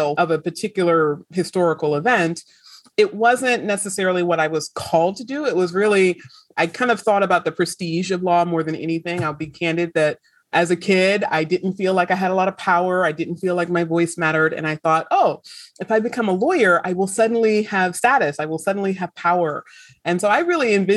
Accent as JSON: {"language": "English", "town": "Pensacola", "region": "Florida", "country": "United States", "tie": "born or raised there", "also_born_or_lived": "Syracuse, New York", "moved": "as an adult", "said": "I grew up in Pensacola, Florida"}